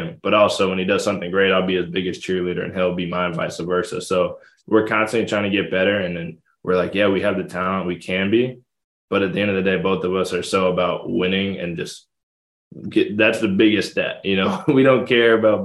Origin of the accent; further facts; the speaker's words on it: Connecticut, United States; it was close to home. I'm from Connecticut